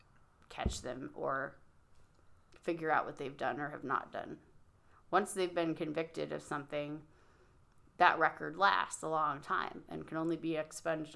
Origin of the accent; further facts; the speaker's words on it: Illinois, United States; I was raised in Illinois